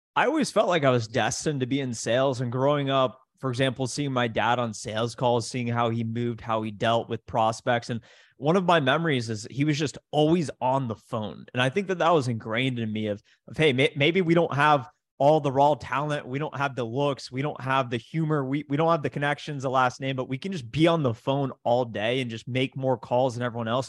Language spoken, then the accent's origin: English; Columbus, Ohio, United States; I grew up in Columbus, Ohio